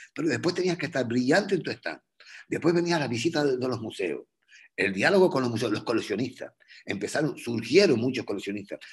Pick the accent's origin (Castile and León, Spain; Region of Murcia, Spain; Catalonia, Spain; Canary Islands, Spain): Canary Islands, Spain; yo soy, yo soy canario